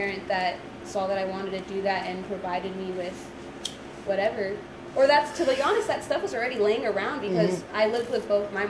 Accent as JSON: {"language": "English", "town": "Visalia", "region": "California", "country": "United States", "said": "I'm an artist from Visalia, California."}